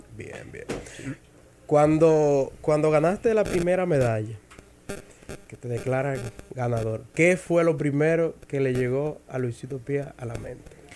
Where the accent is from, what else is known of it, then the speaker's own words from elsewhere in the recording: Dominican Republic; siendo dominicana y mujer